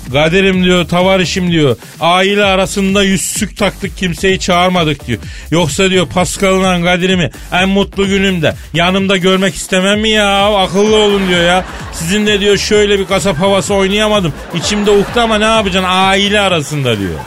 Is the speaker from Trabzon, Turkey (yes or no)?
no; Eskişehir, Turkey; beni de horoz kovaladı lan çocukken Eskişehir'de